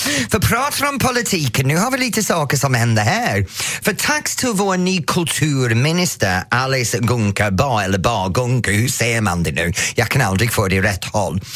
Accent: England, United Kingdom; Swedish is a second language; now in Sweden; som engelsman, eller som jag måste säga, som före detta engelsman, för jag är faktiskt svensk medborgare nu

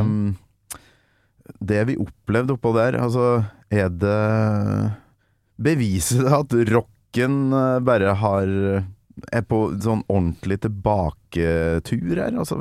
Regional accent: Kolvereid, Trøndelag, Norway; jeg kommer fra Kolvereid.

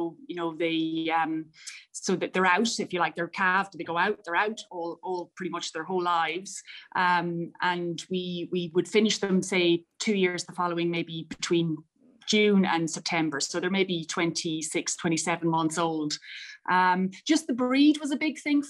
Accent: County Mayo, Connacht, Ireland; I grew up in County Mayo, but very much surrounded by farms

